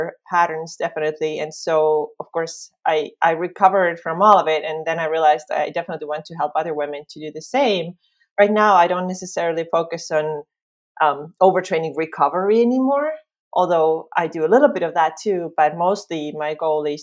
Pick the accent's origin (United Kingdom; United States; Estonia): Estonia; also born or lived in Finland; I am from Estonia, just like Liis.